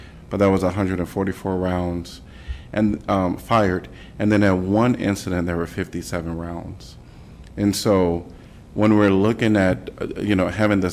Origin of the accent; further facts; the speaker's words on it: Chicago, Illinois, United States; now in Iowa City, United States; I'm from Chicago, by the way, and so I still have family in Chicago